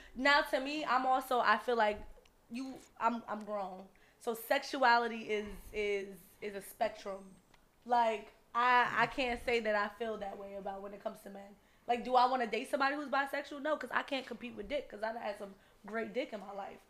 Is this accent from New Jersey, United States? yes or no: yes; Jersey City, New Jersey, United States; I'm born and raised in Jersey City